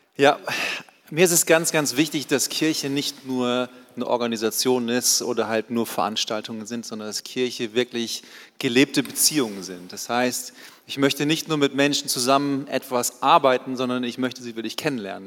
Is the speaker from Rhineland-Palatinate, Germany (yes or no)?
no; Baden-Württemberg, Germany; bei uns in Baden-Württemberg